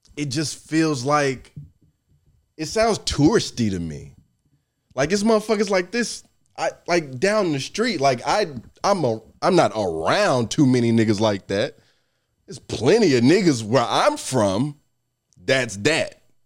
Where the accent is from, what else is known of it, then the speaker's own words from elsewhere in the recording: Nashville, Tennessee, United States; I'm from North Nashville where there were no white people there for a long time.